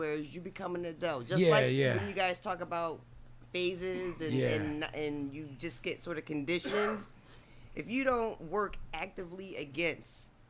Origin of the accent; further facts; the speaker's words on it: New Jersey, United States; I grew up in South Jersey, and where I lived was primarily black, but where I went to school was primarily white.